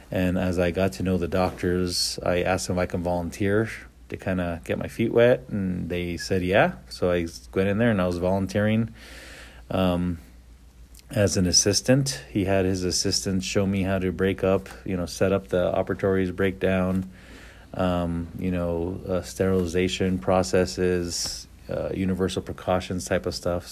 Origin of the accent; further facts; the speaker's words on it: Taos, New Mexico, United States; also born or lived in Peñasco, New Mexico; I grew up in Taos.